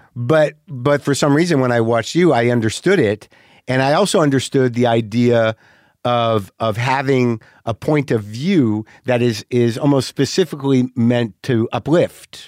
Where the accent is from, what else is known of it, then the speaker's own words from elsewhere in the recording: New Mexico, United States; also born or lived in New Jersey; I'm genetically New Jersey, but I grew up in New Mexico